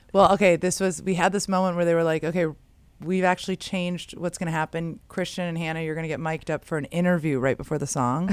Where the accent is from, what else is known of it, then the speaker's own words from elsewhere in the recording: San Francisco, California, United States; I grew up in San Francisco